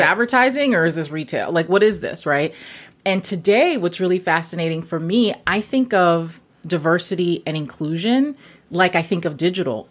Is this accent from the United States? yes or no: yes; New York City, New York, United States; also born or lived in Guyana; my parents are from Guyana, South America. Mm-hmm. I grew up in Brooklyn.